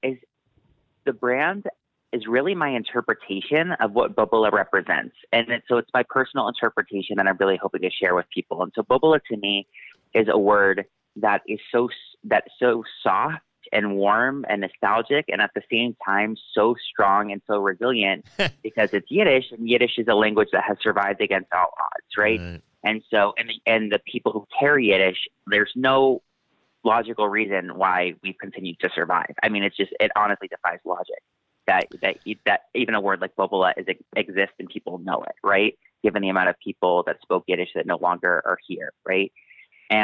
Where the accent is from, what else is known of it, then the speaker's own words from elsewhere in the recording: Massachusetts, United States; I grew up in Massachusetts